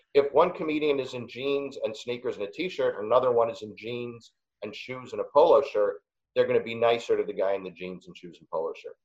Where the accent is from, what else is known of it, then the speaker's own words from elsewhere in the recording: New York City, New York, United States; I'm from Queens and I went to Wharton